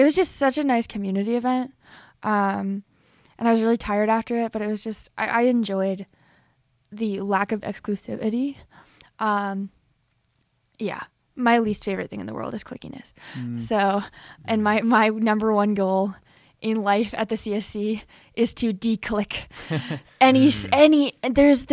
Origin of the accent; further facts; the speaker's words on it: Ohio, United States; I'm from Ohio